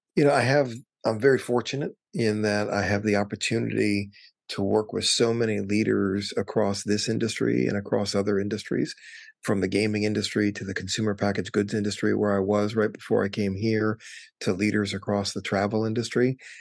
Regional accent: Wisconsin, United States; moved away as an adult; also born or lived in California; now in Washington, D.C., United States; I grew up in Wisconsin

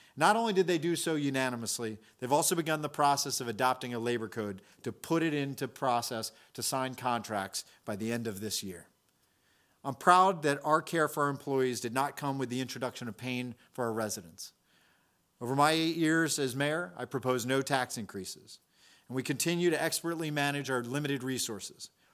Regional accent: Salisbury, Maryland, United States; to be mayor of my hometown

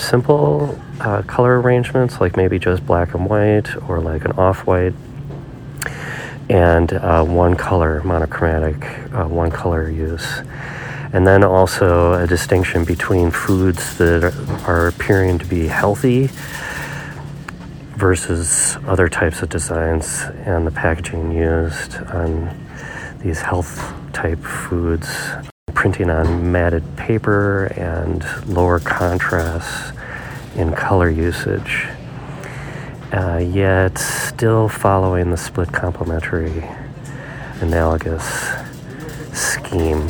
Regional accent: Minnesota, United States; I'm from Minnesota

